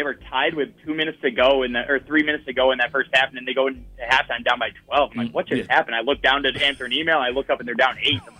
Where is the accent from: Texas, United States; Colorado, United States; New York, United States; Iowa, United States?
Iowa, United States; I'm actually from Iowa, so no professional sports team. But my dad grew up in Wisconsin, and I grew up going to Packers games.